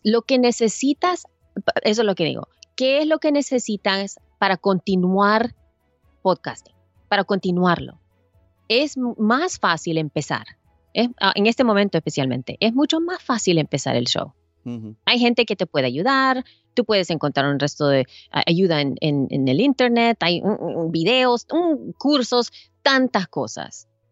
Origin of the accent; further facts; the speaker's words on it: El Salvador; now in United States; yo soy salvadoreña, yo vengo de Salvador